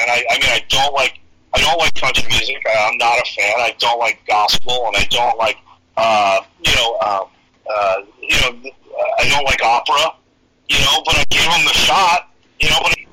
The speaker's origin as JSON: {"language": "English", "region": "New York", "country": "United States", "tie": "born or raised there", "moved": "yes", "said": "Well, I grew up in New York too, so I, you know, I bring that that East Coast thing, man, which is definitely a thing."}